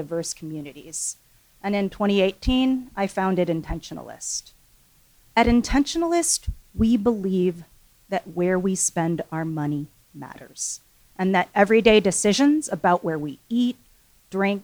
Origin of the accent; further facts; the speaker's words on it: Seattle, Washington, United States; also born or lived in Seoul, South Korea; I was adopted when I was 6 months old and grew up here in Seattle.